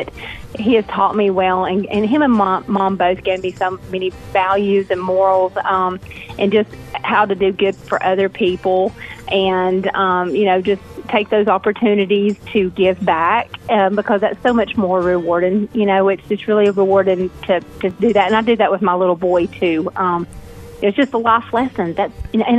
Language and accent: English; Canton, North Carolina, United States; my hometown of Canton, North Carolina